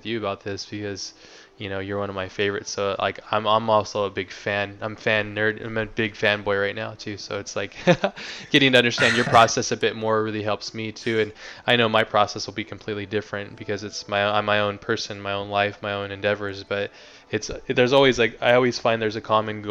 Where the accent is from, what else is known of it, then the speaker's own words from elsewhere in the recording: United States; I'm American